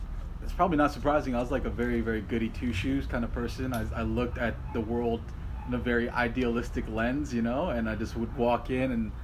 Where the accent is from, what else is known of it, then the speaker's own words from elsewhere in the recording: New York City, New York, United States; And I grew up in College Point, Queens.